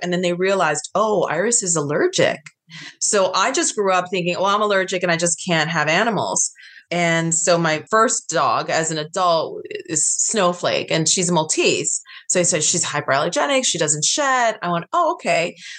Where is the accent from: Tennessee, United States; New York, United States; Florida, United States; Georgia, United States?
New York, United States; now in Los Angeles, United States; I'm from the East Coast. I'm from New York